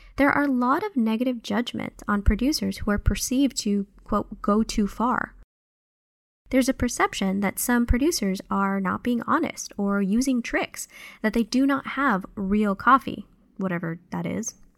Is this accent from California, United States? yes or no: yes; California, United States; moved away as an adult; also born or lived in Guatemala; now in Ohio, United States; I usually say that I grew up in California